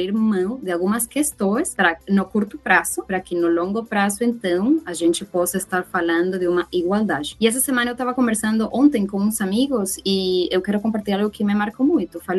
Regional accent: Venezuela; Portuguese is a second language; now in Brazil; Eu sou venezuelana, que vim para o Brasil com o status de refugiada para ter uma vida melhor

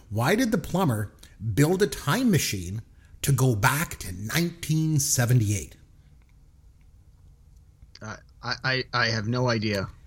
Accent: Canada; I'm a Canadian, so I love hockey.

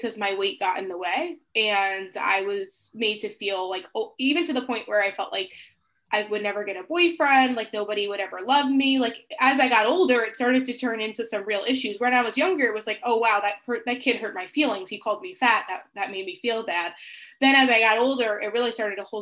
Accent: Long Island, New York, United States; I'm from the United States. I live in New York and I grew up on an island. It's called Long Island.

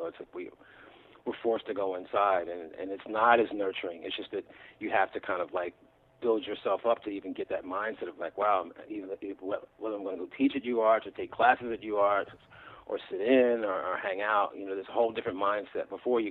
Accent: Newark, Delaware, United States; now in Philadelphia, United States; Yeah, yeah.

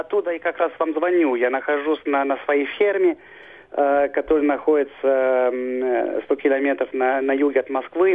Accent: Switzerland; moved away as an adult; now in Russia; Я родился в Швейцарии, вырос там

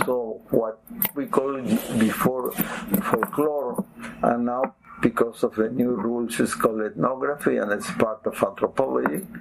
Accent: Lima, Peru; English is a second language; I was born in Lima

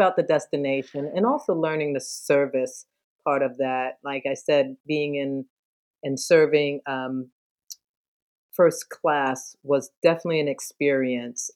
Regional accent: Philadelphia, Pennsylvania, United States; moved away as an adult; also born or lived in New York City, New York / Houston, Texas; now in Naples, United States; I'm from Philadelphia. I grew up there, born and raised, went to high school.

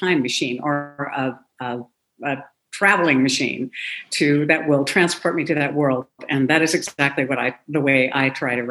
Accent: Seldovia, Alaska, United States; I was born in Alaska. I've lived there all my life

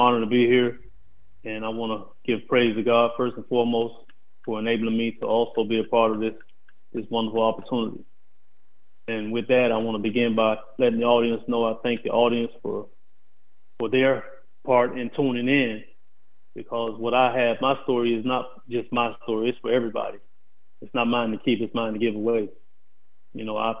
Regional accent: Tampa, Florida, United States; moved away as an adult; also born or lived in Dawson, Georgia / West Virginia; I am from Tampa, Florida. I was born in Dawson, Georgia. Left Dawson, Georgia at the age of 2 and was raised in Tampa up until I went away.

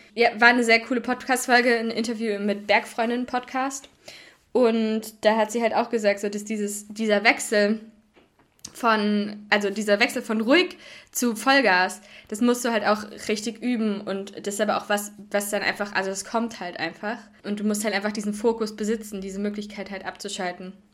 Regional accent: Hoher Meißner area, middle of Germany, Hesse, Germany; moved away; also born or lived in Kiel; da, wo ich herkomme, haben wir, haben wir eine richtig schöne Loipe auf dem Hohen Meißner

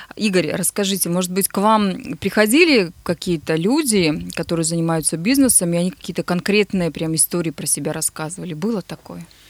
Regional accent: Nizhny Tagil, Sverdlovsk Oblast, Russia; мой родной город

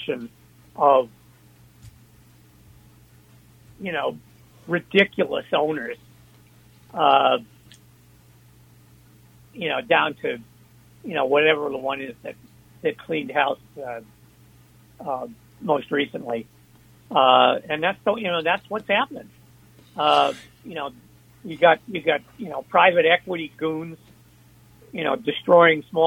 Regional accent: Worcester, Massachusetts, United States; It was a startup, which was a startup in my hometown

